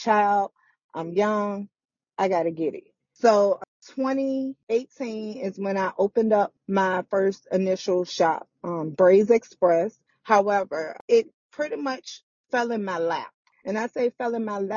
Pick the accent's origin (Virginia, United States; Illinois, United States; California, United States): Virginia, United States; Richmond; I'm from Richmond, Virginia. I was born and raised on the South Side